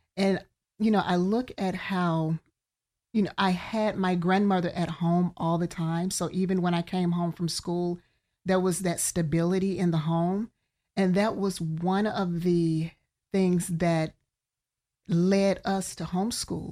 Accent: Birmingham, Alabama, United States; moved away as an adult; now in Central Florida, United States; from Birmingham, Alabama.

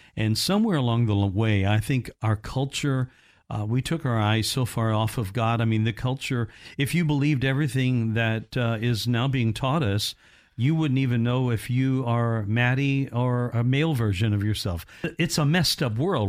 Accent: Indiana, United States; I'm from Indiana, uh, originally

